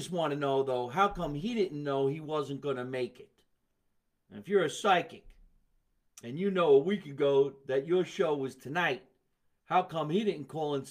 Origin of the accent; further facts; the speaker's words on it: Scotch Plains, New Jersey, United States; here in my hometown, Scotch Plains, New Jersey.